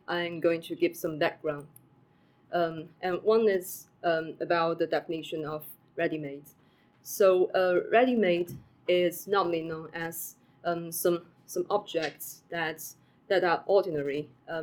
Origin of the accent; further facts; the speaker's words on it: China; moved away as an adult; now in Cambridge, United Kingdom; I'm from China and now a visiting graduate student at University of Cambridge.